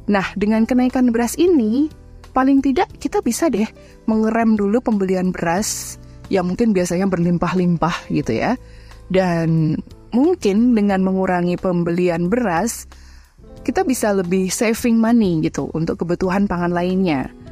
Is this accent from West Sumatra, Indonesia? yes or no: no; Purwokerto, Central Java, Indonesia; Bahkan kalau Bu Ibu berkunjung ke kota saya di Purwokerto, makan mendoan tiga biji aja itu pun kadang udah bisa bikin kenyang loh bu